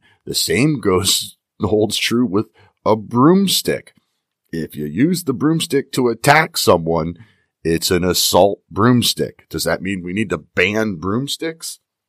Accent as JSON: {"language": "English", "region": "Pennsylvania", "country": "United States", "said": "So I'm going to start with my home state of Pennsylvania."}